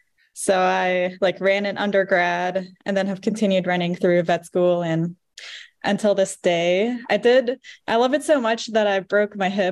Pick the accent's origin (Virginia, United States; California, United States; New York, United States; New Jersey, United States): Virginia, United States; Roanoke; I was born in Roanoke.